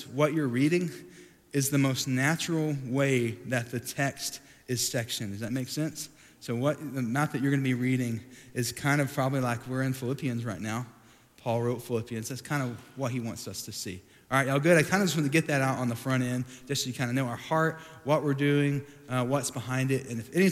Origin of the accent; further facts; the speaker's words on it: Sweetwater, Texas, United States; moved away as an adult; also born or lived in Dallas, Texas; I grew up in Sweetwater, Texas, has about 11,000 people